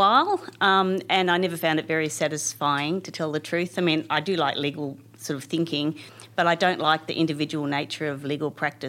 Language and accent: English; Canberra, Australian Capital Territory, Australia; I'm one of those people who are from Canberra. I grew up here in a ordinary middle-class family and all the benefits that brings.